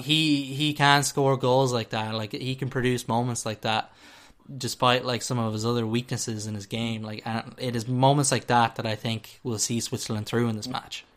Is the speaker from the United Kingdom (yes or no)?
no; Ireland; as we're Irish